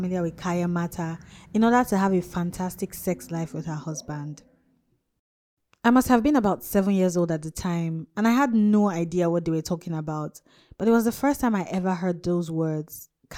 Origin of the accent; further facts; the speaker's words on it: Jos, Plateau, Nigeria; also born or lived in Kaduna, Nigeria / Kano, Nigeria; I was born and raised in Jos, north central Nigeria. Then my family moved to Kaduna in the north, and then Kano in the north again, and back to Jos.